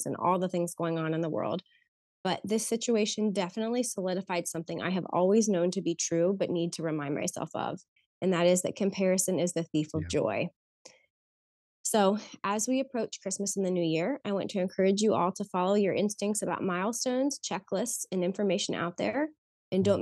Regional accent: Cincinnati, Ohio, United States; also born or lived in Columbus, Ohio / Kettering, Ohio; now in Oakwood, United States; I grew up in Cincinnati, Ohio

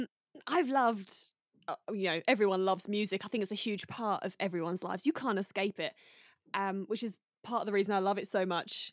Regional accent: United Kingdom; moved away; I'm very British

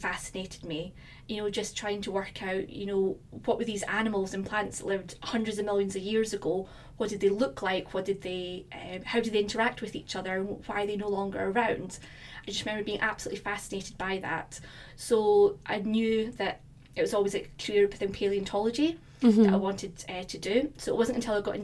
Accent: Fife, Scotland, United Kingdom; now in London, United Kingdom; I'm from Fife in Scotland

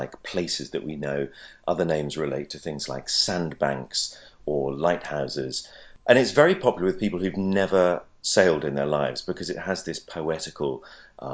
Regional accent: Lowestoft, East of England, United Kingdom; moved away; I was brought up in Lowestoft, which is a fishing town

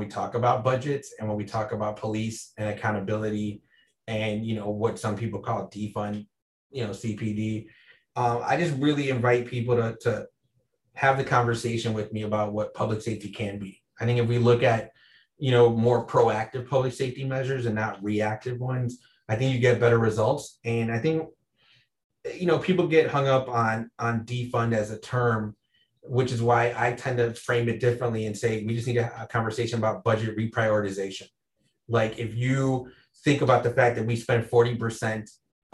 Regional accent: Chicago, Illinois, United States; I grew up in Wicker Park

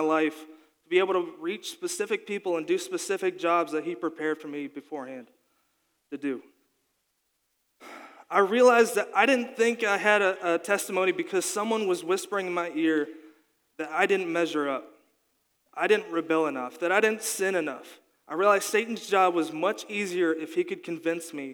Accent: Kentucky, United States; also born or lived in Colorado; I was born in Colorado to two parents who loved Jesus. After a year, they felt called to move back to Kentucky with me and my older brother, John Mark

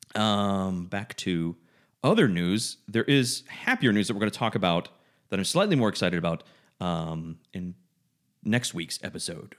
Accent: Georgia, United States; I'm from Georgia

